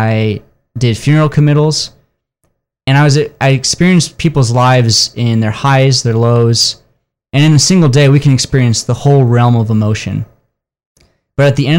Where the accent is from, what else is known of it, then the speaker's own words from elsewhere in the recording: South Bend, Indiana, United States; I grew up in South Bend, Indiana.